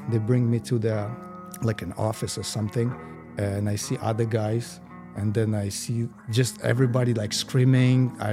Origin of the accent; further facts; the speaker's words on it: Moscow, Russia; English is a second language; also born or lived in Las Vegas, United States; So originally, I was born in Moscow, uh, I raised in the U.S. I was kind of back and forth between uh, U.S., Las Vegas, and uh, and Moscow.